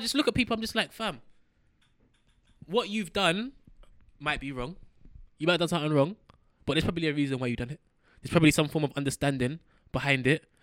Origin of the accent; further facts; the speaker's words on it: London, United Kingdom; As a young black youth running, growing up in London